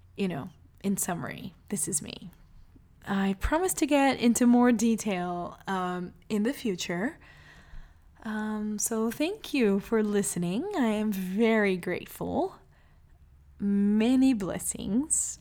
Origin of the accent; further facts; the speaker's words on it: Salvador, Bahia, Brazil; I was born in Salvador, Bahia, Brazil, into a family of well known lawyers